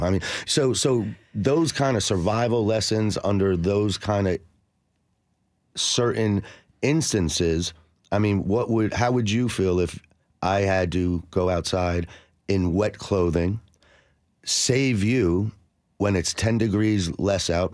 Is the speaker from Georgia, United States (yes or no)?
no; New Jersey, United States; now in Nashville, United States; I'm from New Jersey